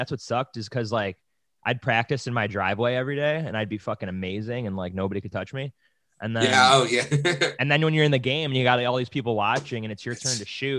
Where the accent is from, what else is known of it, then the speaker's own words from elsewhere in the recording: Buffalo, New York, United States; I'm from Buffalo, New York